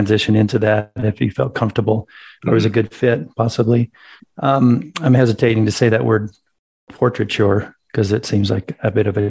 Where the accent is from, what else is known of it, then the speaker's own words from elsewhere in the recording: Kansas, United States; also born or lived in Wisconsin / California; now in Colorado, United States; I grew up in Kansas, lived in Wisconsin and California.